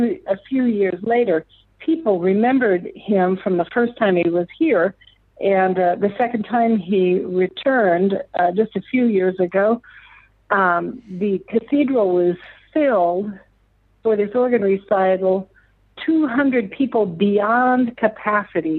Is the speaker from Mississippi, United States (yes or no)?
no; Lakefield, Minnesota, United States; now in Omaha, United States; growing up in Minnesota, in the northern part of the United States